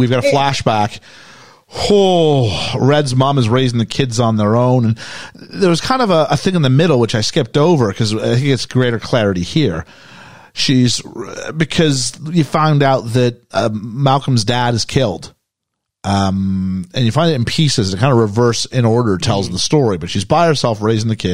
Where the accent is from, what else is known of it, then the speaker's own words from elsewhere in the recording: Canada; growing up in Canada